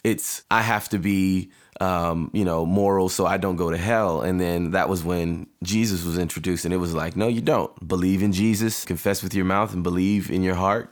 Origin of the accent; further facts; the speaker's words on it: Riverdale, Georgia, United States; I'm from Riverdale which is right next door to East Point